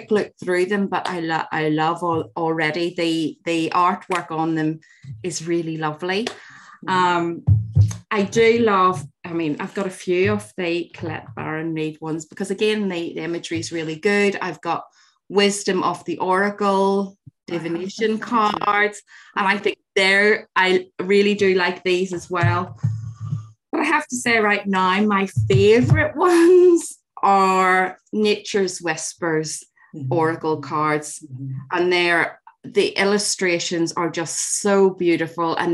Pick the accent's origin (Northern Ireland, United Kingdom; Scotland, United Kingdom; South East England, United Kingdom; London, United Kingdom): Northern Ireland, United Kingdom; growing up in Northern Ireland